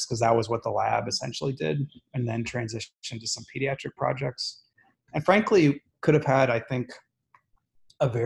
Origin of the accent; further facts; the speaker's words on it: back home to Columbus, Midwest, United States; moved away as an adult; also born or lived in Baltimore / Washington, District of Columbia, United States; now in Houston, United States; Growing up in the Midwest, training on the East Coast